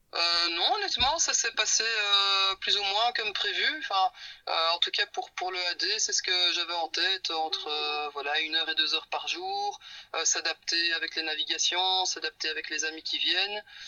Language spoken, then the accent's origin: French; Belgium; moved away as an adult; on vient de Belgique